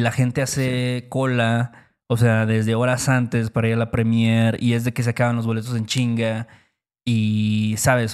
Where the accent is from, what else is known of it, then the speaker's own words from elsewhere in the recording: Mexico; nuestro país, México